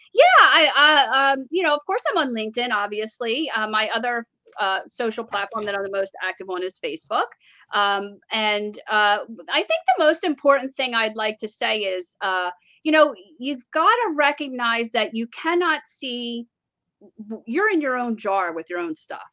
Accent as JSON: {"language": "English", "region": "New Jersey", "country": "United States", "moved": "yes", "said": "we're from Jersey"}